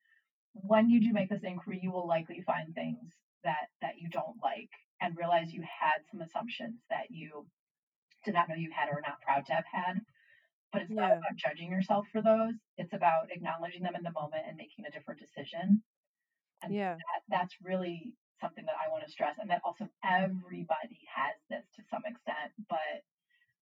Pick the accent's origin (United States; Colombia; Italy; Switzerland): United States; as an American